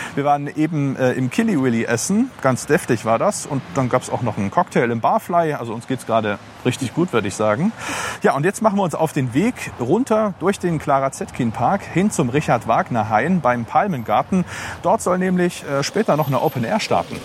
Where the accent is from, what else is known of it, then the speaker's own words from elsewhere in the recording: Leipzig, Saxony, Germany; 25, in Leipzig geboren und aufgewachsen